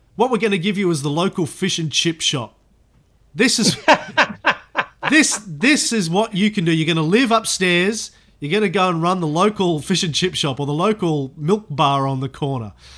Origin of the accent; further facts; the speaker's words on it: Australia; as an Australian of the 21st century